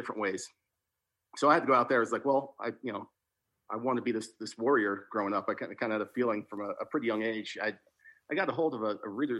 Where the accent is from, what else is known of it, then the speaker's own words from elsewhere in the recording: New Jersey, United States; moved away; I grew up in New Jersey, along the beach down South Jersey